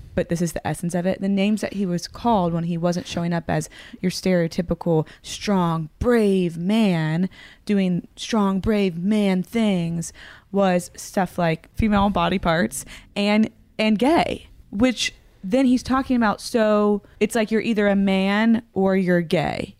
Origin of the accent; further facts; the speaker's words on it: the South, United States; I grew up in the South, very sheltered one